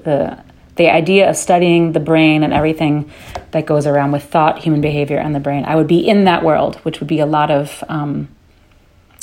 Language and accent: English; New York City, New York, United States; first language Dutch; moved away as an adult; also born or lived in London / Netherlands / Los Angeles; now in Rotterdam, Netherlands; I grew up in New York City with my mom. I lived in Holland till I was 5. I was born in London